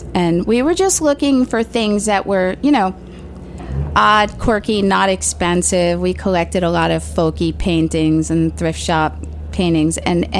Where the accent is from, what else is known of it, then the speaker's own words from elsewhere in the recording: New York City, New York, United States; Well, I actually grew up in Staten Island, and it was all Italian.